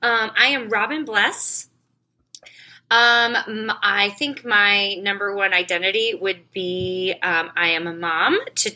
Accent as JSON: {"language": "English", "region": "Midwest", "country": "United States", "lives_now": "Des Moines, United States", "said": "I am a Midwesterner by heart and nature, and now also by address. I live in Des Moines, Iowa. Love it in the Midwest."}